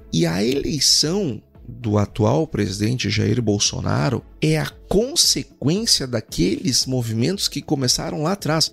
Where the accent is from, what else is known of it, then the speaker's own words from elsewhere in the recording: Brazil; todos nós somos brasileiros